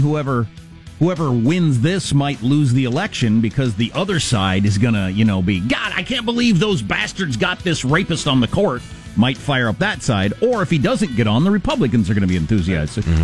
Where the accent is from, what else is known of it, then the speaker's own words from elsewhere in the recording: United States; I'm American